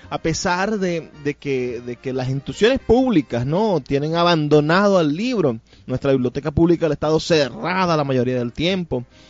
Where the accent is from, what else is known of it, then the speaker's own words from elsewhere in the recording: Zulia, Venezuela; nosotros podemos ser lo más zulianos